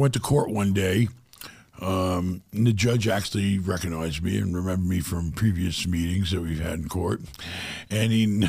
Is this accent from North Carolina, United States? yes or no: no; Far Rockaway, New York, United States; It was pretty rough growing up in New York. You know, in Far Rockaway and the projects, where it was really sad.